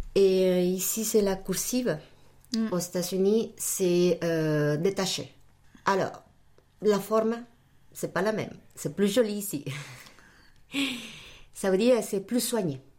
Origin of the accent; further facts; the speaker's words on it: Mexico City, Mexico; first language Spanish; French is a second language; moved away as an adult; also born or lived in United States / Chicago / Brazil; now in France; Je suis euh, mexicaine d'origine et puis bah, toute ma, ma famille mes études, tout je les fais là-bas, à Mexico.